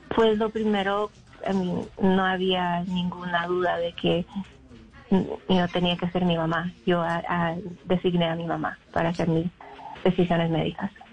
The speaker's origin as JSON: {"language": "Spanish", "region": "North Carolina", "country": "United States", "tie": "born or raised there", "also_born_or_lived": "Mexico", "moved": "yes", "lives_now": "Illinois, United States", "said": "yo pues viví casi toda mi vida en Carolina del Norte."}